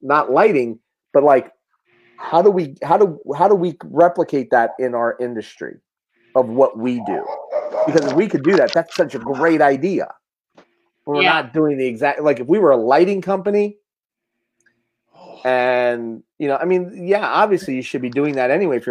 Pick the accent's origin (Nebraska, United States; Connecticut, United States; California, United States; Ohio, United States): Ohio, United States; Mahoning County; I love my hometown.